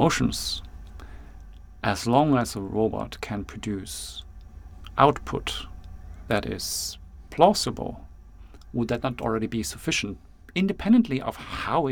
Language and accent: English; New Zealand; It's one of those things you do as a Kiwi.